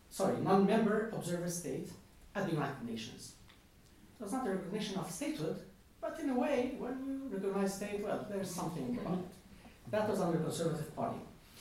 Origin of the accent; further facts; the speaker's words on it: Spain; I come from Spain.